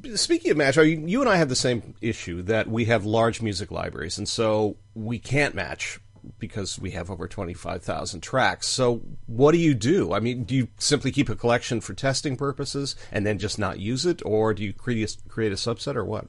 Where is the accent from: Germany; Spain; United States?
United States; we're Americans